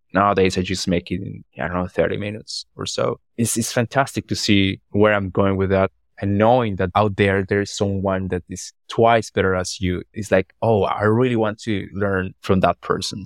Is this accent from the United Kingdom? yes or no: no; Orito, Putumayo, Colombia; English is a second language; I'm from Colombia.